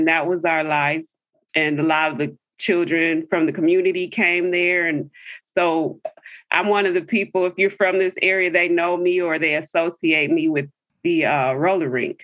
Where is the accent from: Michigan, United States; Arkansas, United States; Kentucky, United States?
Michigan, United States; River Rouge; I grew up in Michigan, in a city called River Rouge. It's a southern suburb of Detroit.